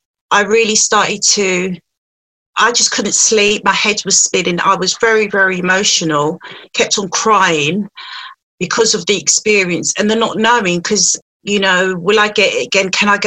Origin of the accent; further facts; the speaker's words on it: London, United Kingdom; I was born in London.